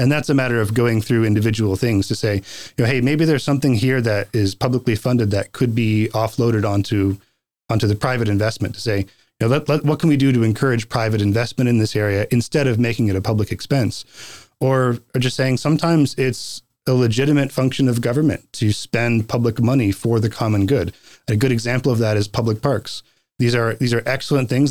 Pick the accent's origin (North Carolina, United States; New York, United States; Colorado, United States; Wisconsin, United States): North Carolina, United States; also born or lived in Boston; now in Post Falls, United States; I grew up in North Carolina